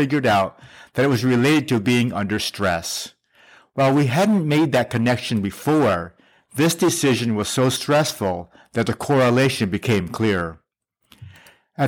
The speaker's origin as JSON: {"language": "English", "country": "South Korea", "tie": "born or raised there", "moved": "yes", "said": "I was born in Korea"}